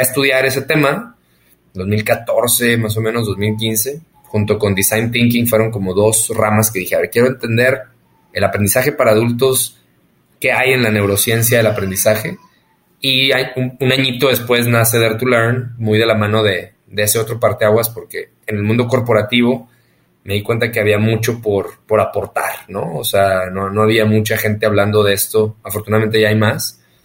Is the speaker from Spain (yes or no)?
no; northern Mexico, Mexico; accent: norteño, golpeado; Soy norteño, hablo así golpeado.